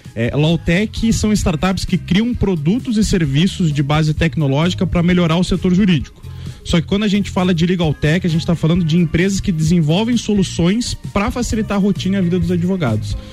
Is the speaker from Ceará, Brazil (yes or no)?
no; Lages, Santa Catarina, Brazil; moved away; na minha cidade natal